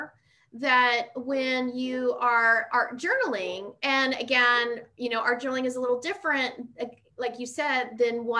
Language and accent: English; Pittsburgh, Pennsylvania, United States; I grew up in Pittsburgh